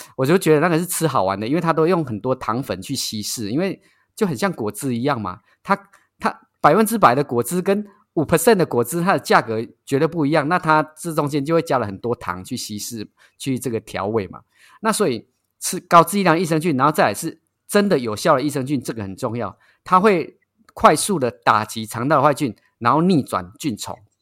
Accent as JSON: {"language": "Chinese", "country": "Taiwan", "said": "我们台湾人"}